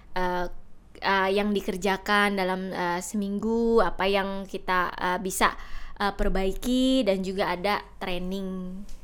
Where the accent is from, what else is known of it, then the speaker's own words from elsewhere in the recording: Jakarta, Indonesia; first language Indonesian; moved away as an adult; now in Bali, Indonesia; menetap lebih lama di kota Jakarta di mana saya dibesarkan dan disekolahkan sampai tamat SMA